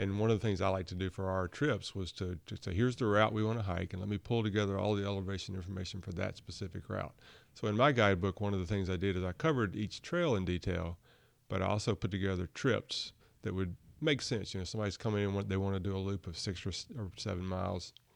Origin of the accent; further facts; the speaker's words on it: Burlington, North Carolina, United States; also born or lived in Montgomery County, North Carolina / Cary, North Carolina; I grew up in Burlington, not too far away